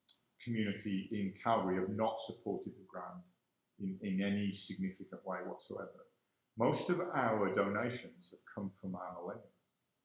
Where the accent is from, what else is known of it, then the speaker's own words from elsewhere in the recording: Ireland; I'm an Irishman.